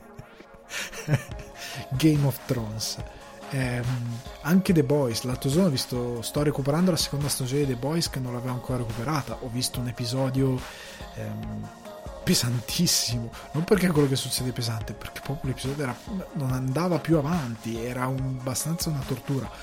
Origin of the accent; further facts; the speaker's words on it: Italy; da buon italiano